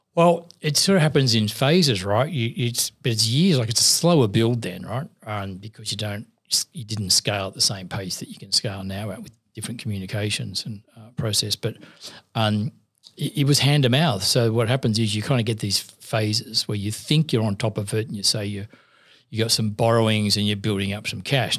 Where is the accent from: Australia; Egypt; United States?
Australia; Sydney, New South Wales; I grew up in Maryland, South near Parramatta